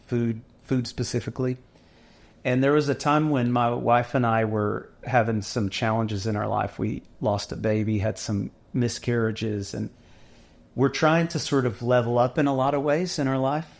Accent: Dallas, Texas, United States; now in Waco, United States; we're from Dallas

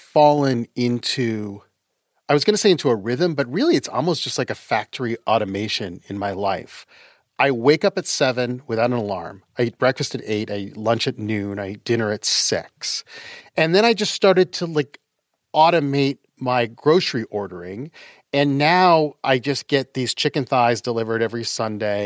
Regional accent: Utah, United States; also born or lived in Canada; I was raised in Utah

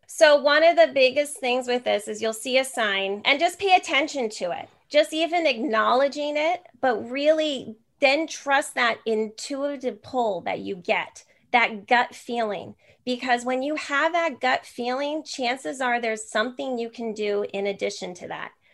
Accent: New Jersey, United States; now in San Jose, United States; I'm actually from New Jersey. I'm in San Jose, California now

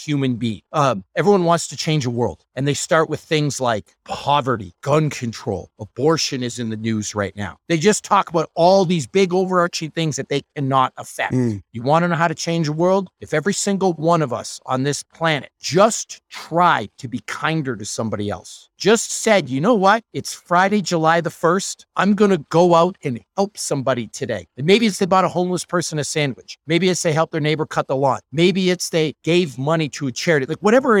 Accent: Northern Ontario, Canada; I'm from Northern Ontario. I'm from a super small town that nobody's ever heard of.

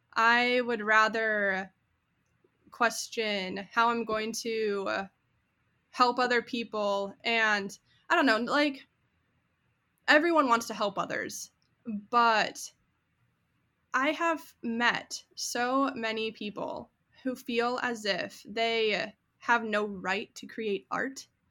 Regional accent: 40 minutes north of the Twin Cities, Minnesota, United States; moved away as an adult; also born or lived in South Dakota; now in Austin, United States; I grew up in the Midwest and I grew up about 40 minutes north of the Twin Cities, Minnesota

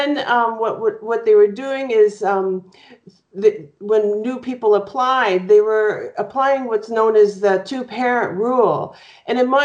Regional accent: Toronto, Ontario, Canada; also born or lived in Scarborough, Ontario; I was born in Scarborough, Ontario, and grew up in the West End of Toronto

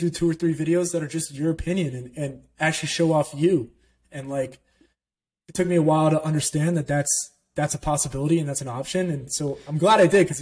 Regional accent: Orlando, Florida, United States; I grew up in Orlando, Florida

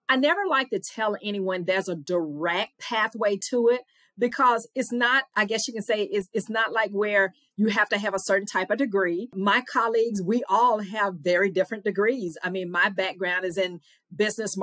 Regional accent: Louisiana, United States; accent: Southern; moved away as an adult; also born or lived in Mississippi; Louisiana girl by way of Mississippi

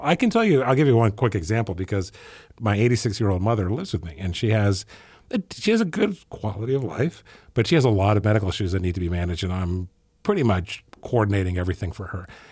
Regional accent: Ethiopia; moved away; I grew up in Ethiopia

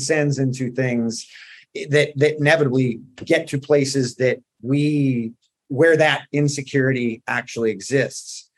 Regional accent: Southern California, United States; I grew up in Southern California

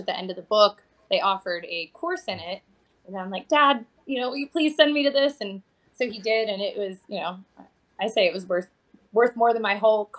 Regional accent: Pittsburgh, Pennsylvania, United States; moved away as an adult; now in Mesa, United States; I'm originally from the Pittsburgh, Pennsylvania area, and I just recently moved to Mesa

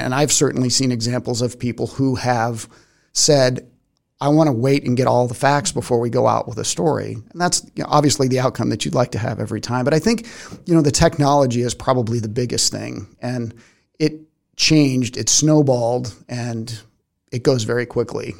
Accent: Arizona, United States; moved away; also born or lived in Tucson, Arizona; growing up in Arizona

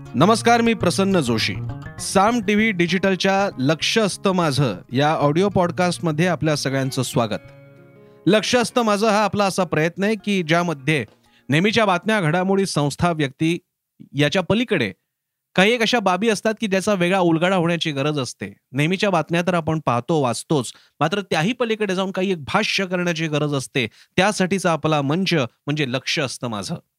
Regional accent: Maharashtra, India; आम्ही महाराष्ट्रीय

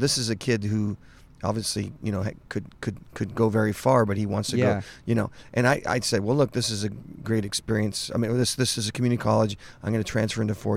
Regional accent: Los Angeles, California, United States; I grew up in the Los Angeles, greater Los Angeles area.

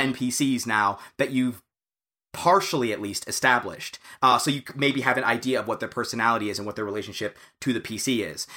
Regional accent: United States; as an American

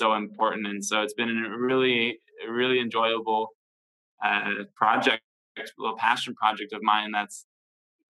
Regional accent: United States; growing up in America

